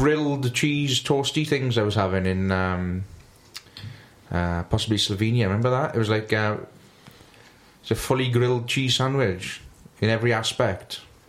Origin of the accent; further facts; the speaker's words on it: Wales, United Kingdom; We are Welsh